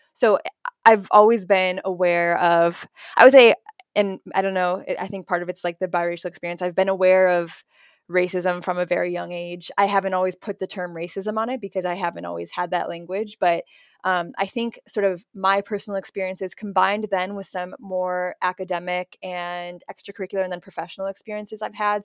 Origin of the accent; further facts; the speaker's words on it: Naperville, Illinois, United States; I grew up in Naperville